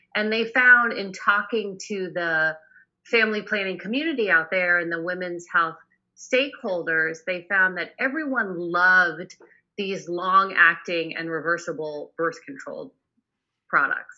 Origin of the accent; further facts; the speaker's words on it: Boston, Massachusetts, United States; now in Northern California, United States; I'm actually from Boston originally. I now live in Northern California